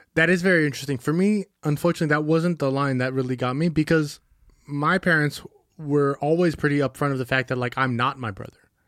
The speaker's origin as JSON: {"language": "English", "area": "Bay Area", "region": "California", "country": "United States", "tie": "born or raised there", "said": "we grew up in the Bay Area"}